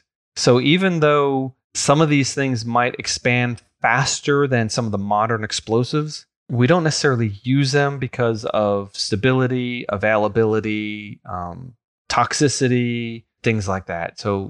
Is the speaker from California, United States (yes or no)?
no; New York, United States; I grew up on Long Island, and on the North Shore, closer to New York City, was the Grucci fireworks family.